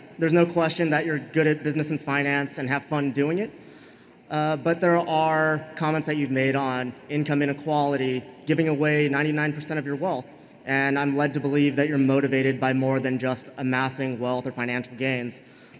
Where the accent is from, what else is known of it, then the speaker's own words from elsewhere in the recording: Los Angeles, California, United States; I'm from Los Angeles.